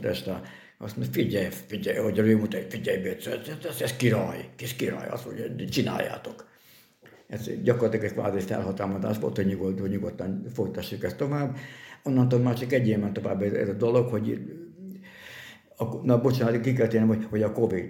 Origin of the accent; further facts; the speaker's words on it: Hungary; also born or lived in Győr, Hungary; now in Miskolc, Hungary; én, aki a hegyek között nőttem fel